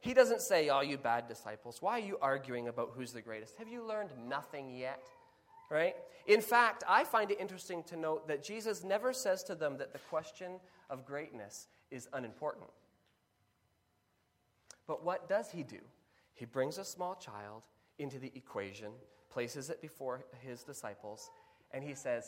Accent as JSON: {"language": "English", "country": "Kenya", "tie": "born or raised there", "said": "Growing up in Kenya"}